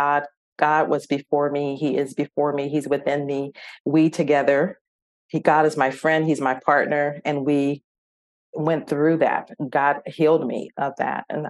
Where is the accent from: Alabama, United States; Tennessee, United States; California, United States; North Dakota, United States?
California, United States; San Diego; we're from San Diego